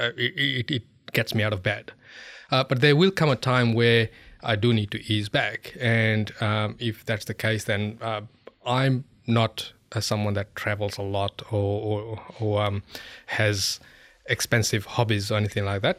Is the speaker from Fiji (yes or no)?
yes; Fiji; moved away; I come from Fiji